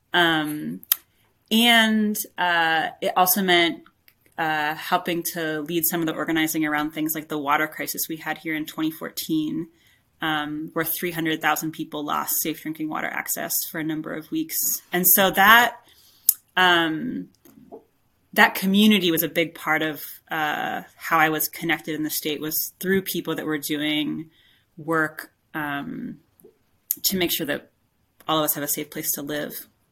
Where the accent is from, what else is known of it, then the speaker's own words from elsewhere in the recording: Pittsburgh, Pennsylvania, United States; moved away as an adult; now in West Virginia, United States; I grew up in the Pittsburgh area